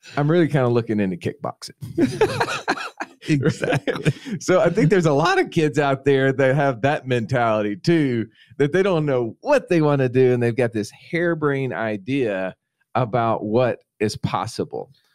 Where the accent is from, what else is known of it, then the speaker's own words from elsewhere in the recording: Montgomery, Alabama, United States; also born or lived in Phenix City, Alabama; my hometown, Montgomery, Alabama